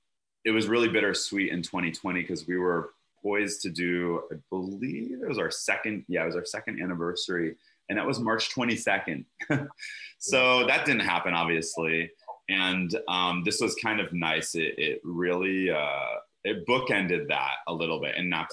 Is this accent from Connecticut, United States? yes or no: yes; Connecticut, United States; now in Los Angeles, United States; I'm from Connecticut. Trust me. There's a reason I moved out.